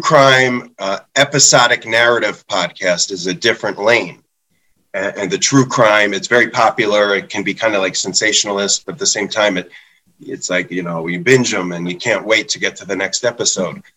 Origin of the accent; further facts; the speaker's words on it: Philadelphia, Pennsylvania, United States; I'm from Philly